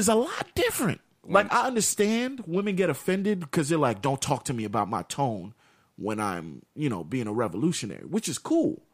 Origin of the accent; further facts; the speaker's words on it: United States; we we grew up in America